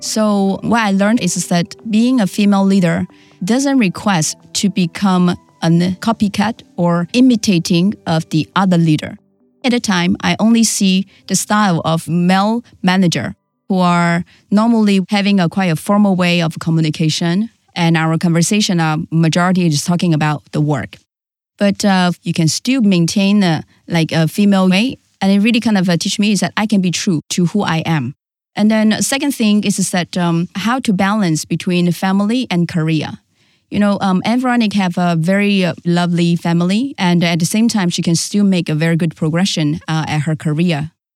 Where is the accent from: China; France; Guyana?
China; Shanghai; also born or lived in Guangzhou; I was born in Shanghai and I was raised by my grandma